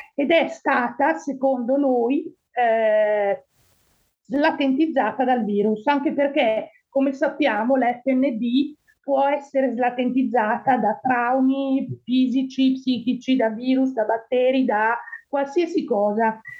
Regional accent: Monza, Lombardy, Italy; moved away as an adult; now in Antrim, United Kingdom; sono nato a Monza nel 1968, quindi ho 54 anni e mi trovo in eh, Irlanda del Nord dal 2012

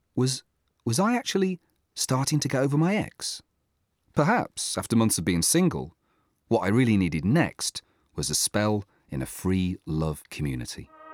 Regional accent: England, United Kingdom; being English

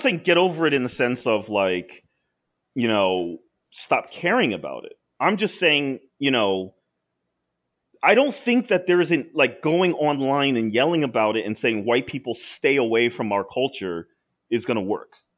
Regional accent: United States; we, as second gen, as American-born Asians

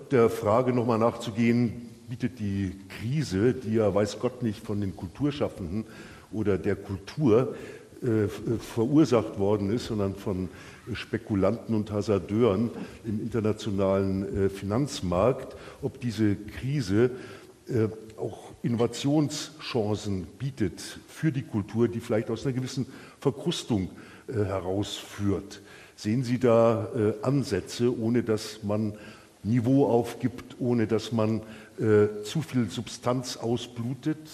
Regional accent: Bavaria, Germany; als Bayer

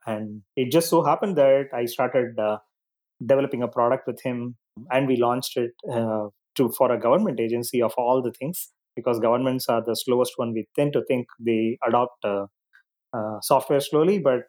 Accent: Chennai, Tamil Nadu, India; So I grew up in a middle-class family with a joint family with my uncles and grandparents and everybody else together.

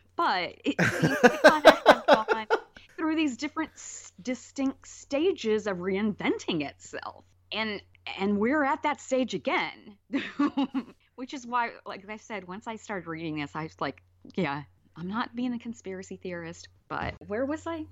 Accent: Alabama, United States; moved away; also born or lived in California; Growing up in Alabama, 'cause like I said, I moved there when I was four

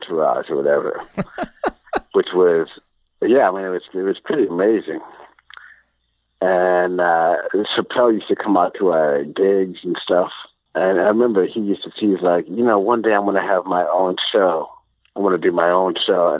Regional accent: Chicago, Illinois, United States; moved away as an adult; also born or lived in New York; I was from Chicago

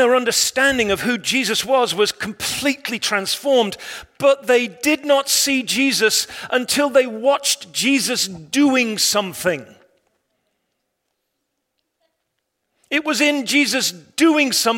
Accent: England, United Kingdom; I'm an Englishman

